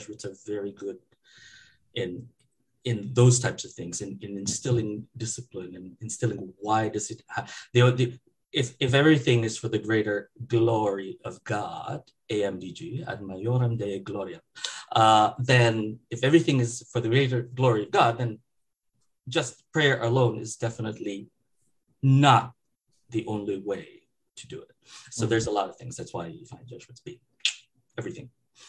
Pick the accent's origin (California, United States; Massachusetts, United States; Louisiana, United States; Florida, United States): California, United States; San Francisco; because of where I came from when I moved here from the Bay Area, from San Francisco.